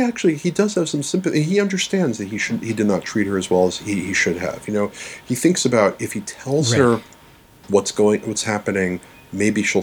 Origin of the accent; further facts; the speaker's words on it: New York City, New York, United States; I grew up in New York City. I'm originally right. a New Yorker